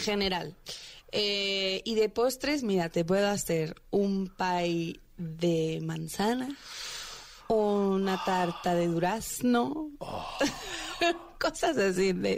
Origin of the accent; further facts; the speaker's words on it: Veracruz, Mexico; moved away as an adult; now in Mexico City, Mexico; Llevo seis años en la Ciudad de México. Yo soy de Veracruz